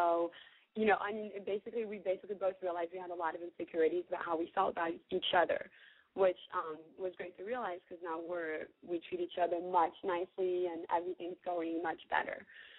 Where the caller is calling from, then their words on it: Mississippi, United States; I'm calling from the middle of nowhere in Mississippi. Don't ask me why. I have no idea why. I am 22.